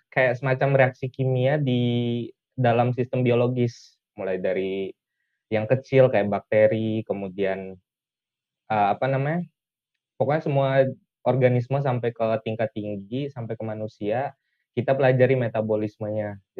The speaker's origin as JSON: {"language": "Indonesian", "town": "Bima", "region": "West Nusa Tenggara", "country": "Indonesia", "said": "Saya asalnya dari Bima, Nusa Tenggara Barat."}